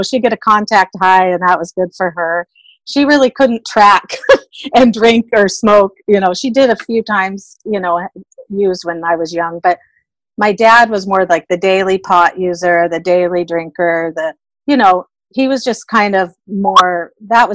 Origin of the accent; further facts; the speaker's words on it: Seattle, Washington, United States; also born or lived in Bay Area, California; we moved from the Bay Area to Seattle when I was a baby